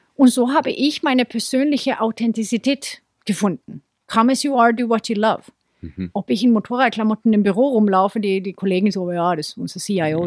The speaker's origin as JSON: {"language": "German", "country": "Sweden", "moved": "yes", "lives_now": "Munich, Germany", "said": "in Schweden, wo ich herkomme"}